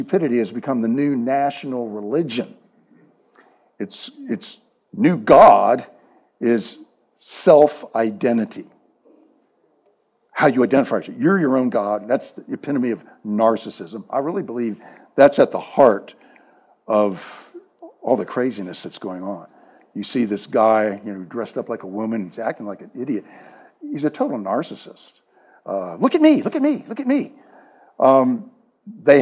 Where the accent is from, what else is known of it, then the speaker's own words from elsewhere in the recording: Maryland, United States; moved away as an adult; also born or lived in Texas; now in San Antonio, United States; I grew up in Maryland